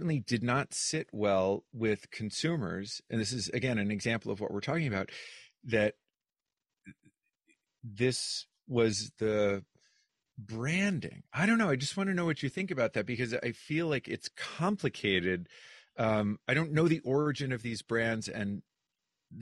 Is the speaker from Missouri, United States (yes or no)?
no; New Hampshire, United States; I'm from New Hampshire